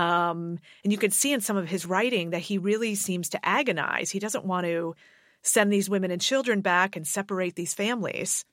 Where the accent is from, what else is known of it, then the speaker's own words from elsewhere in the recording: Rockville, Maryland, United States; I, I grew up in Maryland. I grew up in a suburb of Washington, D C